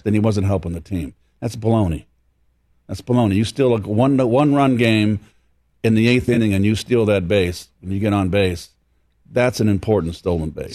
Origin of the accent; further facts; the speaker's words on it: San Francisco, California, United States; I'm from San Francisco